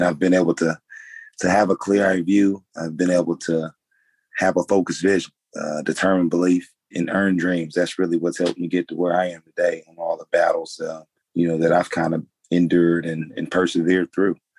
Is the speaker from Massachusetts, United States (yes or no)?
no; Fort Wayne, Indiana, United States; born and raised in Fort Wayne, Indiana